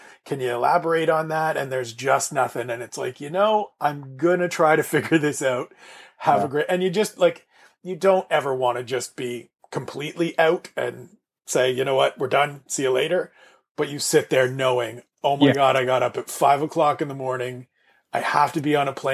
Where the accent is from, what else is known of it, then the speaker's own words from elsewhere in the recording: Canada; Being Canadian